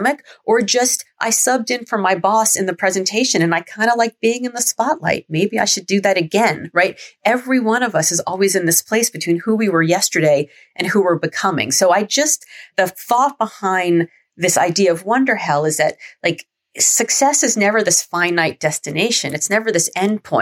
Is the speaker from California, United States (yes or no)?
no; Miami, Florida, United States; growing up in Miami